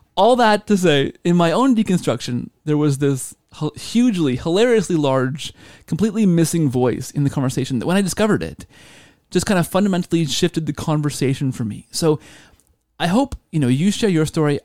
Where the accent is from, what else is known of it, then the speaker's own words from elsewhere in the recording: Canada; I'm Canadian